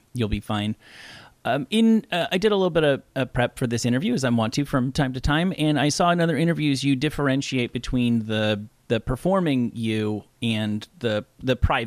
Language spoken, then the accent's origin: English; Rutherford, New Jersey, United States; also born or lived in New York City; now in West Coast, United States; I grew up in Rutherford, New Jersey, which is just west of East Rutherford